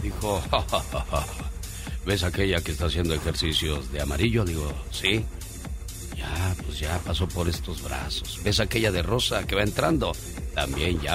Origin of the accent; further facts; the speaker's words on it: Mexico City, Mexico; moved away; Yo vengo de la Ciudad de México, caminé por la Merced, vi muchas cosas y dije, a lo que se expone uno estando chiquillo